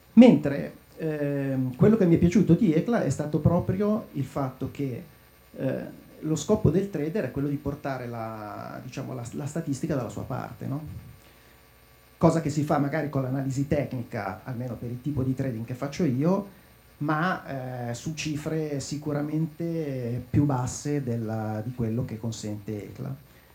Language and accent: Italian; Lecco, Lombardy, Italy; io sono di Lecco